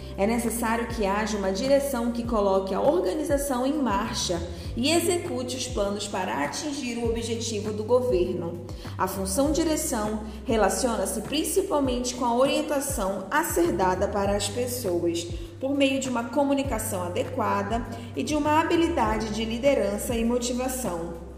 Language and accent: Portuguese; Manaus, Amazonas, Brazil; Sou manauara, amazona, índia, filhos de pais ribeirinhos e de família manacapuruense